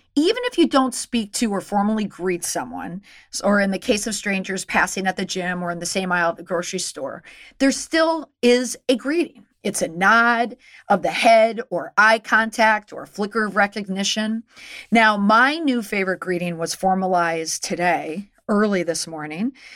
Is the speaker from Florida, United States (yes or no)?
no; Minnesota, United States; moved away; also born or lived in Boston; growing up in Minnesota